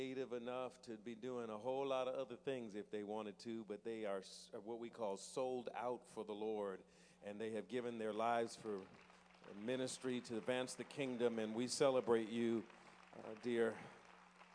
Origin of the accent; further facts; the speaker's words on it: New Jersey, United States; when I was growing up in New Jersey